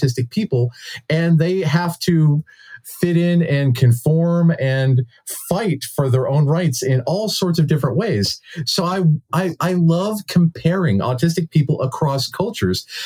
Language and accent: English; United States; we as Americans